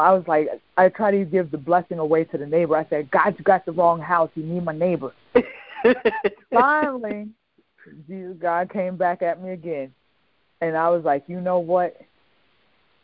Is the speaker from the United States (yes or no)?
yes; York, Pennsylvania, United States; now in Southern Maryland, United States; my hometown, York, Pennsylvania